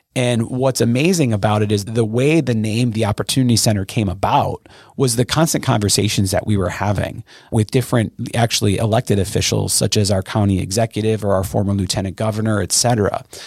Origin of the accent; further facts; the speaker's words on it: Brookfield, Wisconsin, United States; I grew up in Brookfield, which is a pretty wealthy neighborhood in the greater Milwaukee area